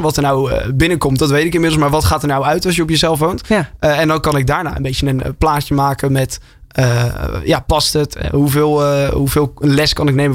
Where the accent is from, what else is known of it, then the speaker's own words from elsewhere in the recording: Westland, South Holland, Netherlands; moved away as an adult; now in Hilversum, Netherlands; ik woonde eerst in het Westland waar ik vandaan kom